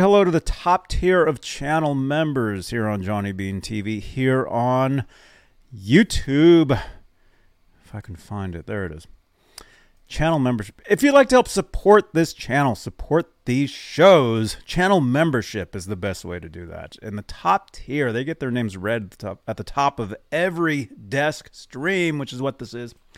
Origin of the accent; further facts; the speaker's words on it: Phoenix, Arizona, United States; I grew up in Phoenix.